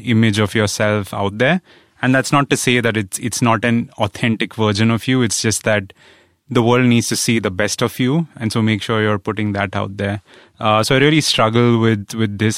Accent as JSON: {"language": "English", "country": "India", "tie": "born or raised there", "said": "growing up in India, where I grew up in a middle class family"}